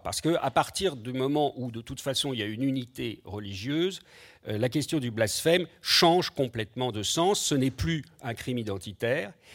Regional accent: France; chez nous en France

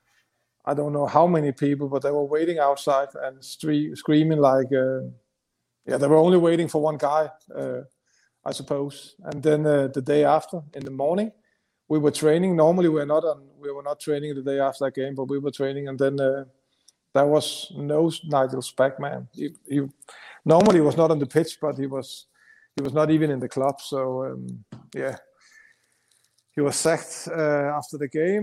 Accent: Denmark; English is a second language; moved away as an adult; also born or lived in London; When you came over from Denmark, you can, as you know, I can speak English, but it's still a strange accent even in London.

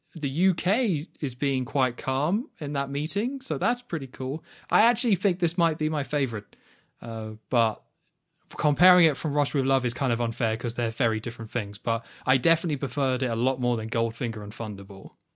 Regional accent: United Kingdom; I'm British

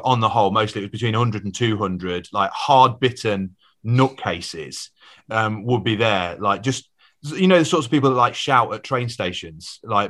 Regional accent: Leeds, Yorkshire and the Humber, United Kingdom; I'm from Leeds. Like my family are all still like hardcore Leeds.

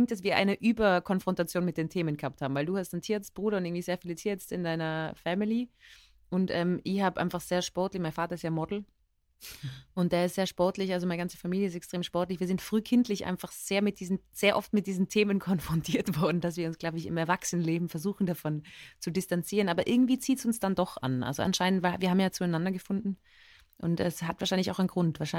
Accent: Innsbruck, Tyrol, Austria; accent: Tyrolean; moved away as an adult; now in Vienna, Austria; ich bin aufgewachsen in Tirol. Meine Eltern kommen aus Oberösterreich und äh, lebe seit zehn Jahren in Wien und habe so einen Wiener Einschlag mit ein paar Wörtern, mit Uhr und sowas. Aber ähm, eigentlich ist es ja tirolerisch

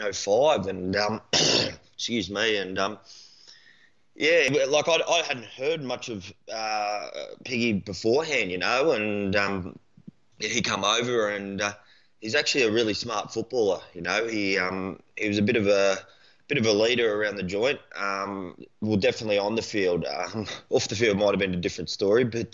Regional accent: Gold Coast, Queensland, Australia; moved away as an adult; also born or lived in Brisbane / Ipswich; now in Melbourne, Australia; I was born in South Brizzy, mate, and then moved out to Ipswich for a few years, and then me and the old girl moved down to the coast when I was about 5 or 6. So, yeah, Goldie's home

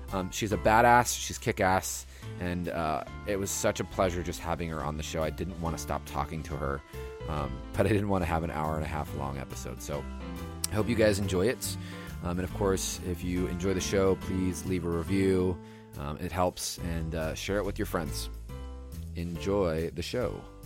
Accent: Southern California, United States; now in San Francisco, United States; I'm from Southern California

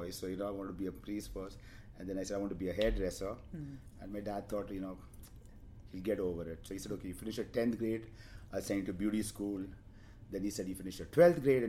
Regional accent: India; now in Mumbai, India; I grew up in a hill station, and I was with my mom and my three sisters

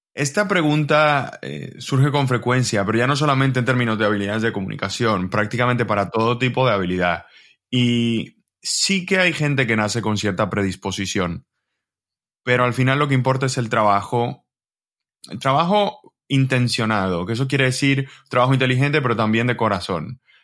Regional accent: Dominican Republic; moved away as an adult; now in Spain; yo soy de República Dominicana

